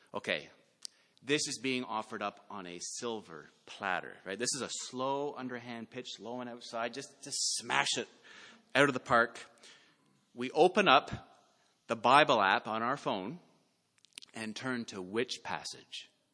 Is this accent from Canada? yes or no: yes; Canada; we live in this world as Canadian Christians